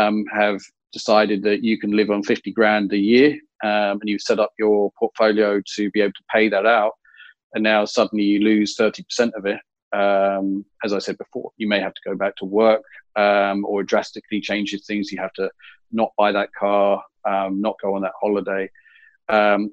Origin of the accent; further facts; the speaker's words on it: England, United Kingdom; now in Australia; being English